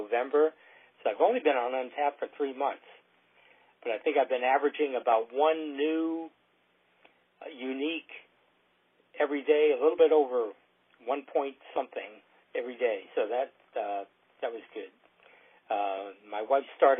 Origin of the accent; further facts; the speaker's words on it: Southern Maryland, United States; we're from Southern Maryland, which means that we're south of Washington, D.C.